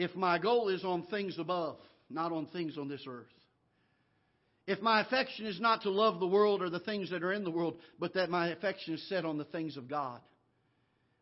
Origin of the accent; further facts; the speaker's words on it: Florida, United States; now in Missouri, United States; I grew up down in Florida